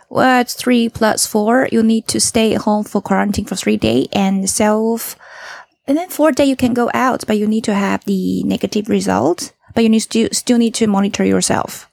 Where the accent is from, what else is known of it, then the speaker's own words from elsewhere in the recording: Taichung, Taiwan; I'm from Taichung, right?